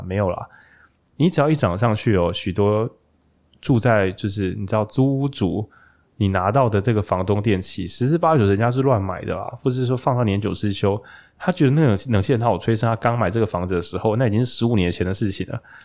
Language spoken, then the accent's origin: Chinese; Taichung, Taiwan; 那我身为台中人